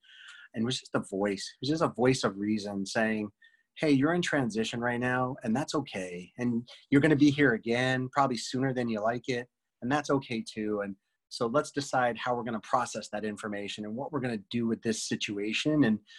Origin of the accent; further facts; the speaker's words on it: Northeast, United States; moved away as an adult; I came from the Northeast where it's super tense and super aggressive.